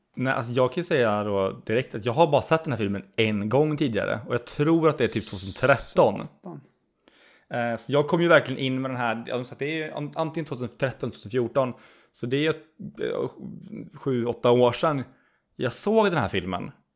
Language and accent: Swedish; Skövde, Västra Götaland, Sweden; Du och jag, eh, vi är ju som sagt, vi är från Skövde ursprungligen.